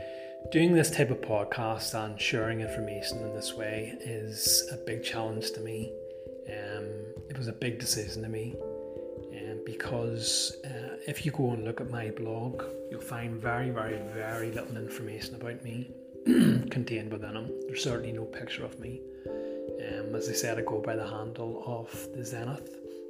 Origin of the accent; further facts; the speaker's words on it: Northern Ireland, United Kingdom; obviously by the sound of my accent it wouldn't be too hard to guess, if you don't already know, that yes, I am from the country of Ireland and from the north of that island.